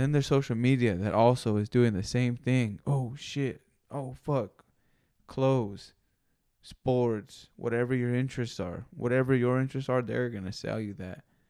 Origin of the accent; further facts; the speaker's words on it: West Coast, United States; The West Coast